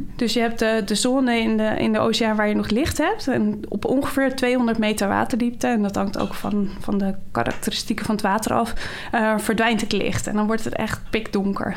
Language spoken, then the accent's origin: Dutch; Schoorl, North Holland, Netherlands; Ik ben eh, geboren en getogen in Schorrel